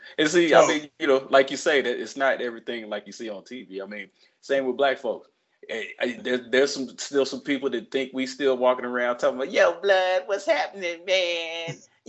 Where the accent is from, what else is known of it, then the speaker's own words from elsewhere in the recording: the South, United States; I'm from the South